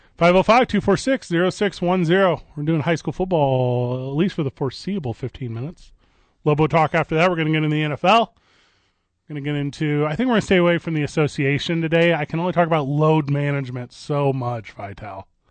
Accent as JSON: {"language": "English", "region": "Illinois side of the St. Louis area", "country": "United States", "tie": "born or raised there", "moved": "yes", "said": "I grew up, the Mississippi River separates these two states, Illinois and Missouri. And I grew up on the Illinois side."}